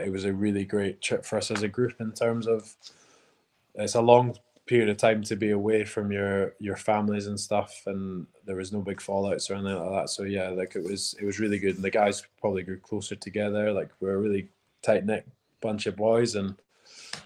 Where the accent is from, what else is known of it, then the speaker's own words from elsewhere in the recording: North and Midlands, Scotland, United Kingdom; now in Edinburgh, United Kingdom; I am from the North and Mids, Edinburgh